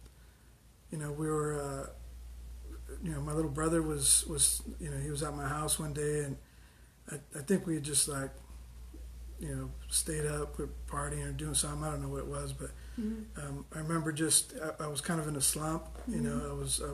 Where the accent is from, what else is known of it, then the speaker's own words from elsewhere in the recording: San Diego, California, United States; we grew up in the South Bay in South San Diego